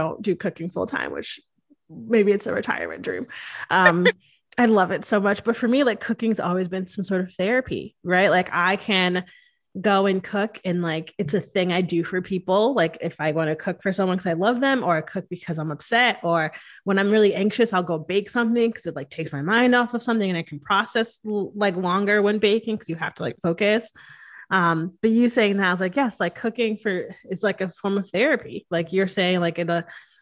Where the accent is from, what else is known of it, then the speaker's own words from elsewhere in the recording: Connecticut, United States; I grew up in Connecticut